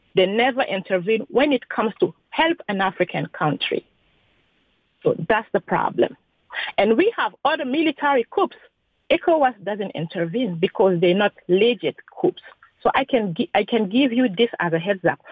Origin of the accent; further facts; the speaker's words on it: Niger; I am from Niger itself.